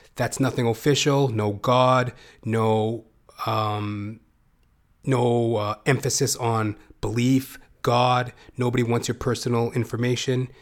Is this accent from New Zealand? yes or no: no; Canada; as a Canadian